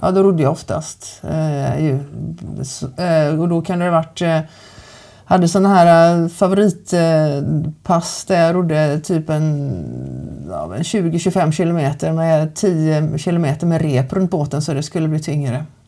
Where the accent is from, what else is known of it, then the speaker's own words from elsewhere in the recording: Kungälv, Västra Götaland, Sweden; jag är född och uppväxt här i Kungälv